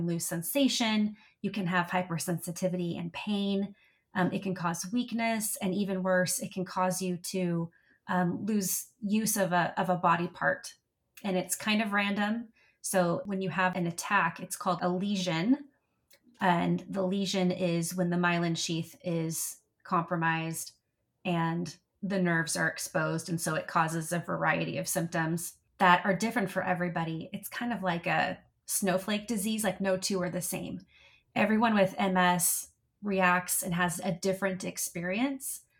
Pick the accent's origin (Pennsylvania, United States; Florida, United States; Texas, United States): Texas, United States; So I call Texas my home. I'm definitely a Texan.